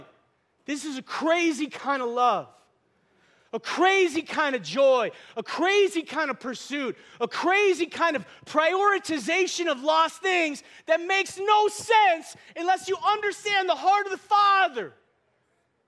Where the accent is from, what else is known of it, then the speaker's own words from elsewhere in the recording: North Dakota, United States; moved away; I'm from North Dakota.